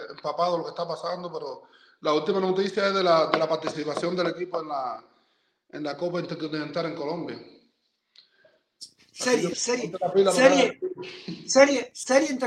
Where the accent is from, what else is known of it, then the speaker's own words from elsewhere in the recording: Cuba; los que estamos de lado acá somos cubanos. Somos cubanos que en el momento decidimos venir para acá